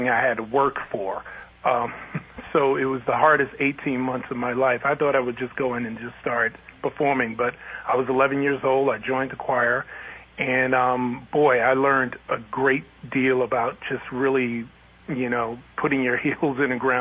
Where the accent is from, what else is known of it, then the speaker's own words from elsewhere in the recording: New York City, New York, United States; growing up in New York City